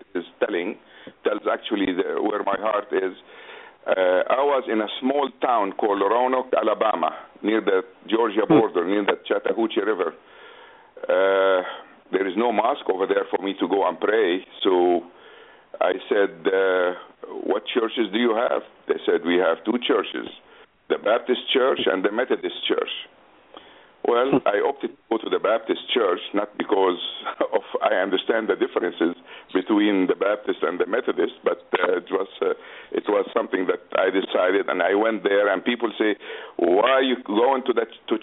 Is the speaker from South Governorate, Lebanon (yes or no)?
no; Beirut, Beirut Governorate, Lebanon; English is a second language; moved away as an adult; also born or lived in United States; now in Jeddah, Saudi Arabia; I was born in Beirut, Lebanon, in 1944. I moved to the United States in 1969